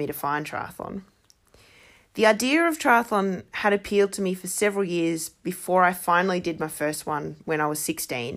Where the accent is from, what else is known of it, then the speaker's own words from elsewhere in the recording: Armidale, New South Wales, Australia; I grew up in Armidale, and it was a good 5 to 6 hour drive to the closest one on the Central Coast